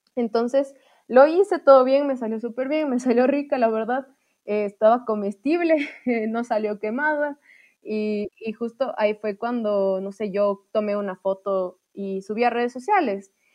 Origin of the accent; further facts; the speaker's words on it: Ambato, Tungurahua, Ecuador; yo dije que era de Ambato